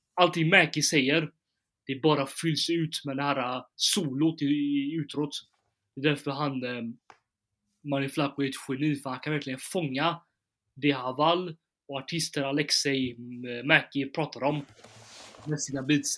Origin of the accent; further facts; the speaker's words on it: Gothenburg, Västra Götaland, Sweden; i Backa, i Backa där jag kommer från